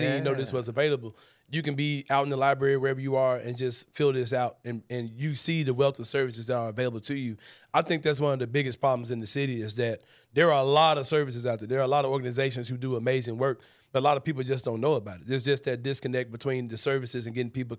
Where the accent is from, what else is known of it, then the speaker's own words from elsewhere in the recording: Memphis, Tennessee, United States; I remember you being a beacon in the community I grew up in the South Memphis area